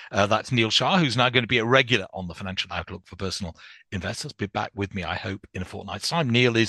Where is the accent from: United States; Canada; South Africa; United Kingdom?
United Kingdom; Newcastle upon Tyne, North East England; moved away; I grew up in Newcastle, not very far away from the very first Gregg's.